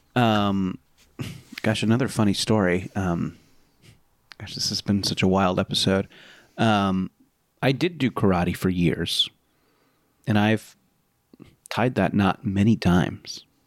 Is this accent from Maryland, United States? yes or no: no; Mission Viejo, California, United States; also born or lived in Beaumont, Texas; I lived for, you know, most of my childhood until I went to college in, uh, an area called Mission Viejo